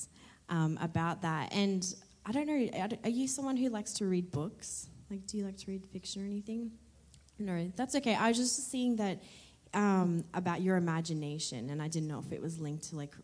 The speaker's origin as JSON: {"language": "English", "country": "Australia", "moved": "yes", "said": "I'm from Australia"}